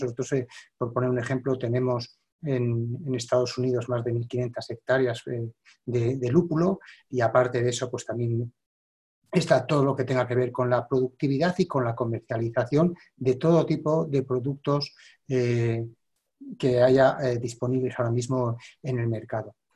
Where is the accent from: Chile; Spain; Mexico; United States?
Spain; yo soy español